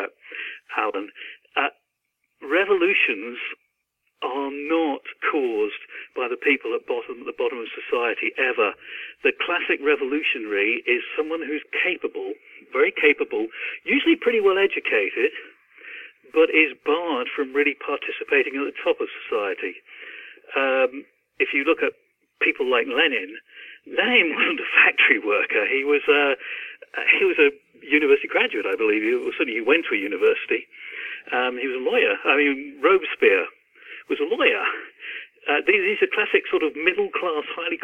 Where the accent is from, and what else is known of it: Cornwall, South West England, United Kingdom; born or raised there; moved away as an adult; also born or lived in London